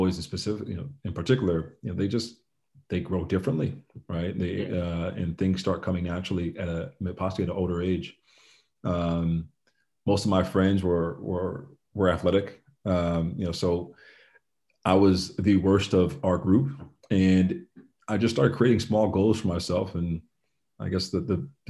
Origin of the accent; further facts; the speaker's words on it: Summit, New Jersey, United States; So I was raised here in Summit, New Jersey